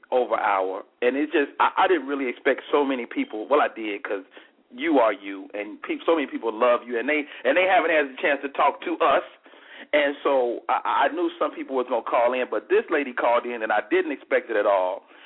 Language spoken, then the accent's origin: English; Chicago, Illinois, United States; also born or lived in Monroe, Louisiana; I'm from Chicago, Illinois, by way of Monroe, Louisiana